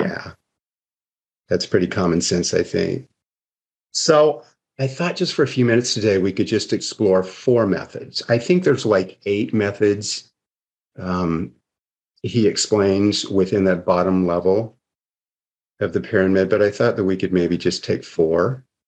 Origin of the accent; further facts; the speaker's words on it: Seattle, Washington, United States; now in Arizona, United States; I grew up in Seattle, Washington